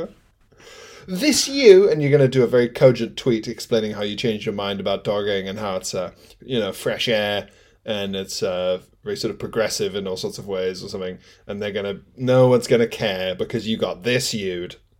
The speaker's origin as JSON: {"language": "English", "country": "Isle of Man", "tie": "born or raised there", "said": "growing up on the Isle of Man"}